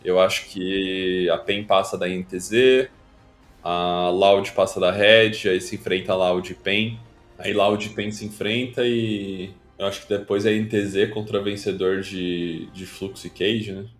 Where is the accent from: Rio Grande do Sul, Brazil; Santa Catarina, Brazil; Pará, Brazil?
Rio Grande do Sul, Brazil; eu nasci e cresci no Rio Grande do Sul